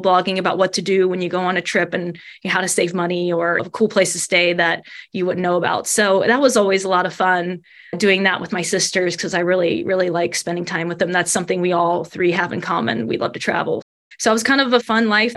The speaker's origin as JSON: {"language": "English", "town": "Covington", "region": "Kentucky", "country": "United States", "tie": "born or raised there", "accent": "Midwestern", "moved": "yes", "lives_now": "Salisbury, United States", "said": "I grew up right in Covington area"}